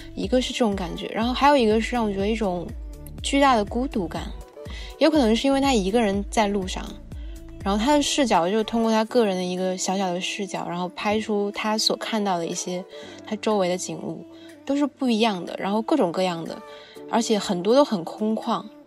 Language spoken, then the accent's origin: Chinese; China; 我们中国人